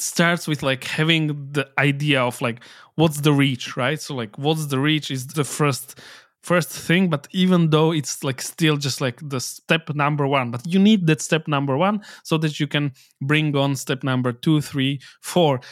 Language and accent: English; Slovakia